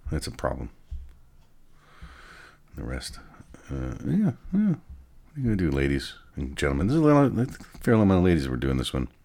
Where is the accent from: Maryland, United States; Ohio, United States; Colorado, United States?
Colorado, United States; Denver; I'm from Denver, and have had different clubs in quotes all over the country.